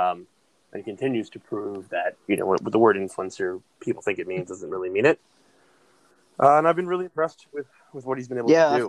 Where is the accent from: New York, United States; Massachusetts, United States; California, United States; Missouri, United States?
New York, United States; I'm from New York